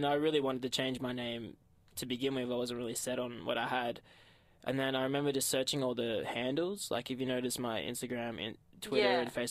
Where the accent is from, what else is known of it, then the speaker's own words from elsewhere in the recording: Albury, New South Wales, Australia; moved away as an adult; now in Melbourne, Australia; one in Albury, which is my hometown